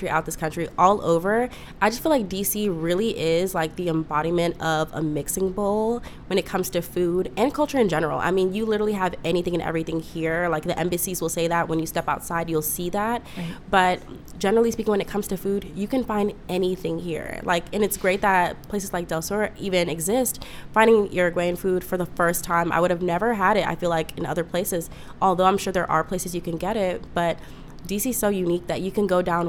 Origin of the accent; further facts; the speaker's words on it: Ghana; I'm from Ghana, West Africa.